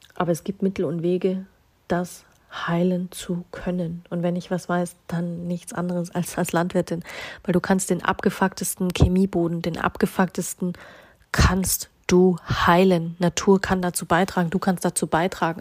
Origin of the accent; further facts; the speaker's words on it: Bavaria, Germany; Wir haben in Bayern das Sprichwort